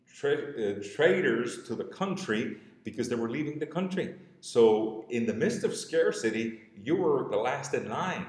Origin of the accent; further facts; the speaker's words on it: Cuba; accent: Cuban; moved away; also born or lived in Miami; from my accent, you can tell I'm Cuban. I was born in Cuba